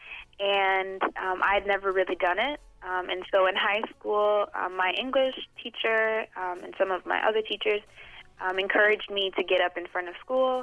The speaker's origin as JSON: {"language": "English", "town": "Boston", "region": "Massachusetts", "country": "United States", "tie": "born or raised there", "said": "I grew up in Boston. I'm from here"}